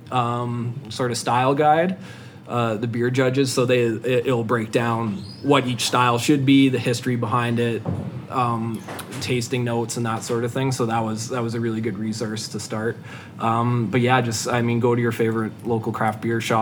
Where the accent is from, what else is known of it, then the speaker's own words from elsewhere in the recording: Slave Lake, Alberta, Canada; moved away as an adult; now in Edmonton, Canada; I grew up in Slave Lake